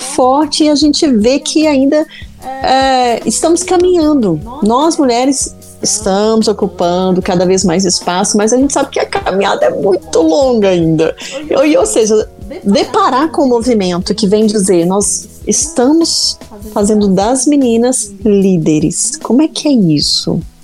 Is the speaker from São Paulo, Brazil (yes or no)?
no; Minas Gerais, Brazil